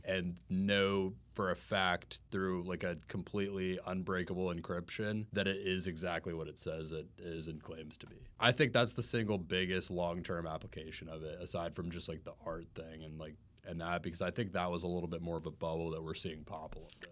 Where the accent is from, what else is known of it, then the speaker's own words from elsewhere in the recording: Jacksonville, Florida, United States; moved away as an adult; now in Orlando, United States; I'm from Jacksonville, too